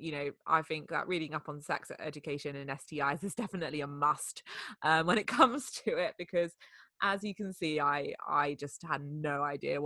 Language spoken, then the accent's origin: English; France; moved away; I grew up in France